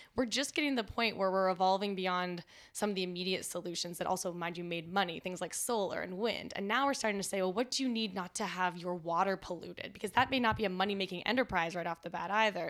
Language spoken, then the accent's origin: English; Canada; moved away; also born or lived in Washington, D.C.; as a Canadian